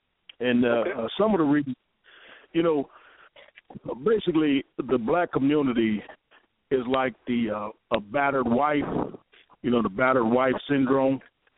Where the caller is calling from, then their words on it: Michigan, United States; I'm calling from Michigan.